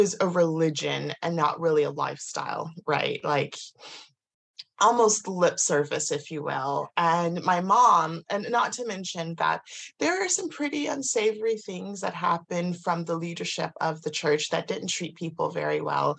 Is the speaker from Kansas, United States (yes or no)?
yes; Kansas, United States; I grew up in America, in Kansas, in the middle of nowhere.